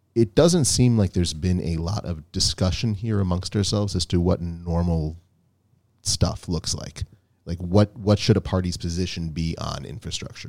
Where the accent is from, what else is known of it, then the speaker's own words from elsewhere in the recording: United States; now in Israel; we come from the United States